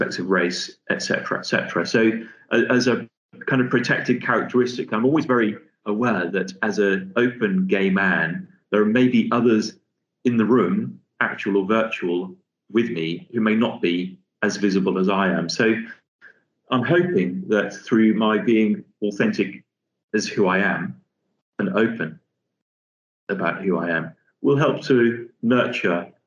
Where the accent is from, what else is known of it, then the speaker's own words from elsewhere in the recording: Liverpool, North West England, United Kingdom; moved away as an adult; also born or lived in London; coming from a fairly modest working class family in Liverpool, hence you can tell by my accent, I'm sure.